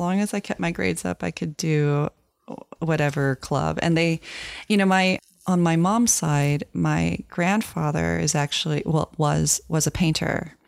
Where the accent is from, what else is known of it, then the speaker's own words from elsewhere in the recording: Virginia, United States; moved away as an adult; also born or lived in Florida / New England / New York; I was raised in Virginia, so that's the place where I consider home when I think of home